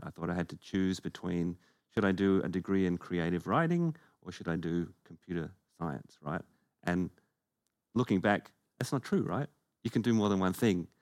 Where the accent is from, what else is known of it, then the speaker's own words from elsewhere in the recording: Perth, Western Australia, Australia; we are both from Perth